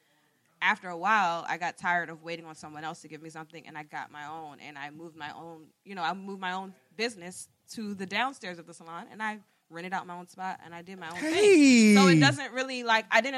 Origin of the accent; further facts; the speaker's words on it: Germantown, Maryland, United States; I grew up in Germantown